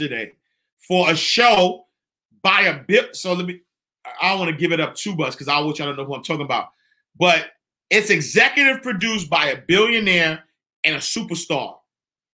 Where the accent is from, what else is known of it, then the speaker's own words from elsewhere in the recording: New York City, New York, United States; I'm from 129th Street and 8th Avenue. I am from the St. Nicholas Housing Projects.